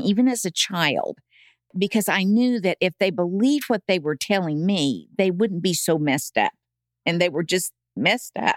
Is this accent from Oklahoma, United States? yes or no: yes; Tulsa, Oklahoma, United States; moved away as an adult; also born or lived in Edmond, Oklahoma; Born and raised in Tulsa